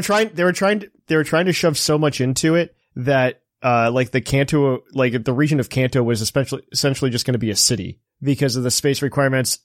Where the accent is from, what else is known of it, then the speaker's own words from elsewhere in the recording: United States; as a kid growing up in America